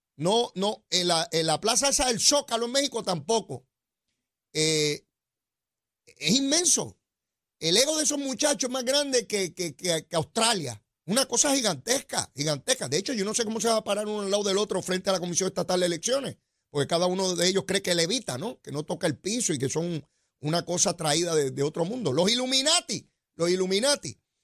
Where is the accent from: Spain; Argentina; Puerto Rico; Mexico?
Puerto Rico; nosotros los puertorriqueños